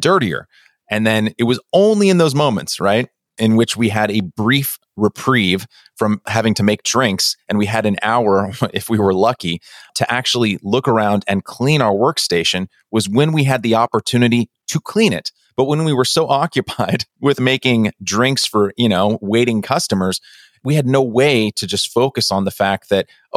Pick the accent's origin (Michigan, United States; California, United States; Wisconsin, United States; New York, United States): California, United States; Pleasanton; I grew up in Pleasanton